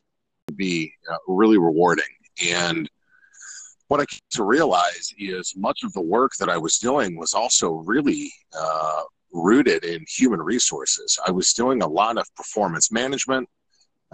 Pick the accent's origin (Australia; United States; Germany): United States; Columbus, Ohio; moved away as an adult; also born or lived in Lima, Ohio; now in Charlotte, United States; I was born and raised born in Lima, Ohio. And I'm told, I have no recollection of this, celebrated my first birthday in Columbus, Ohio, and lived there pretty much ever since